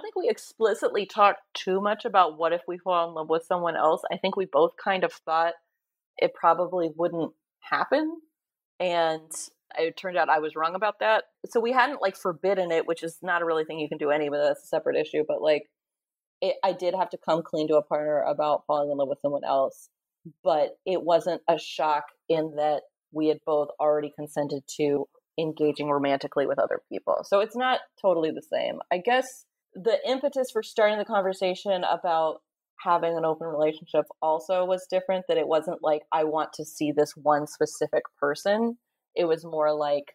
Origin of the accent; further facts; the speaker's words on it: Bay Area, California, United States; I was raised in the Bay Area by pretty progressive parents